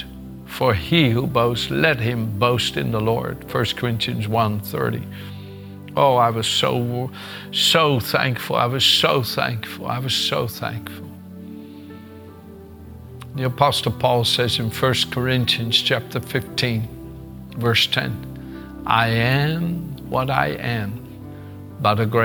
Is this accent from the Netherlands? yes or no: yes; Netherlands; moved away as an adult; also born or lived in Gouda; In Holland, that I was born in the Netherlands and raised for the first 26 years of my life